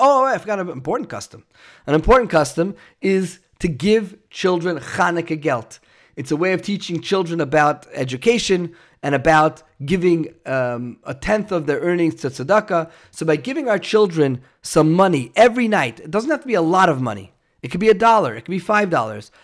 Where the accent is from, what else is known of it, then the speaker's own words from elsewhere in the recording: New York City, New York, United States; moved away; where I grew up in New York and Brooklyn, there were big high rise buildings